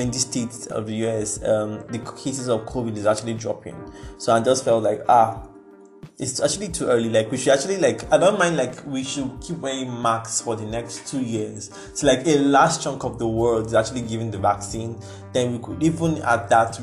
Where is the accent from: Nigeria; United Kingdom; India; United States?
Nigeria; we are Nigerian